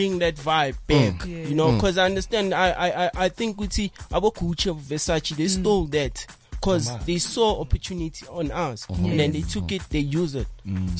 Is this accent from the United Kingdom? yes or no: no; Katlehong, Gauteng, South Africa; I'm from the East. Katlehong